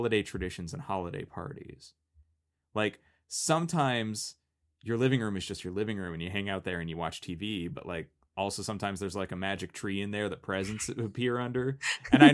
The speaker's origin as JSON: {"language": "English", "region": "California", "country": "United States", "tie": "born or raised there", "said": "I didn't feel any pride for my home state"}